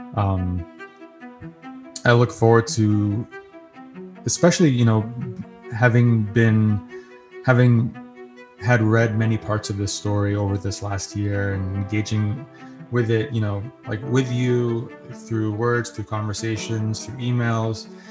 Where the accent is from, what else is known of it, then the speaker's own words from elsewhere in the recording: New York, United States; accent: New York; my New York accent